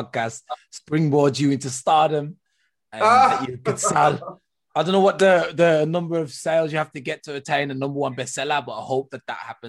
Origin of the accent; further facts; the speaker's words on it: England, United Kingdom; moved away as an adult; now in Germany; I was raised in England, UK, United Kingdom. I now live in Germany